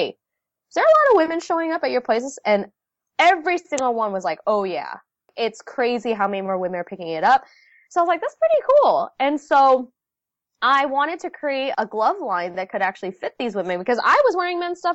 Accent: United States; first language Vietnamese; English is a second language; I was born in the States, but I spoke only Vietnamese growing up.

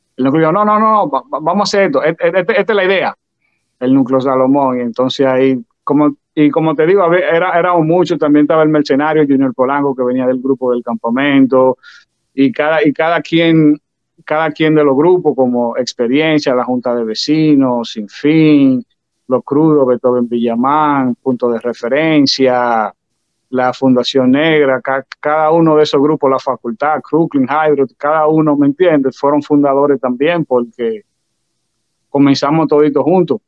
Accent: Santo Domingo, Dominican Republic; moved away; also born or lived in New York; yo nací en Santo Domingo, pero de que, de que vine la primera vez a Nueva York

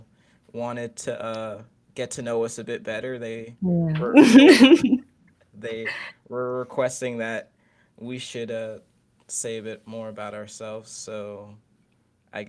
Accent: Maryland, United States; also born or lived in Philadelphia; I'm from Maryland

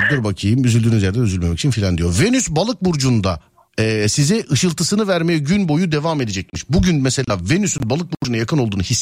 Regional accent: Aydın, Turkey; Aydın'danım ben Aydın'dan.

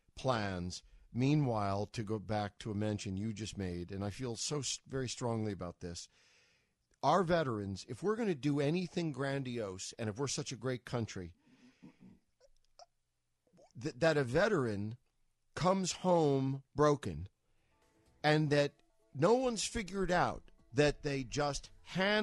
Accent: New York, United States; I'm from New York.

